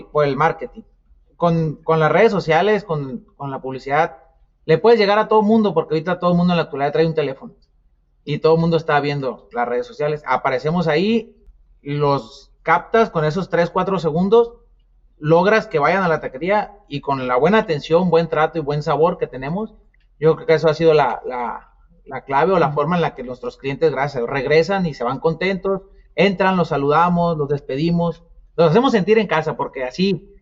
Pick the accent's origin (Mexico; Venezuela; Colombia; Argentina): Mexico; Nayarit; now in Phoenix, United States; Somos de Nayarit, nacimos en Nayarit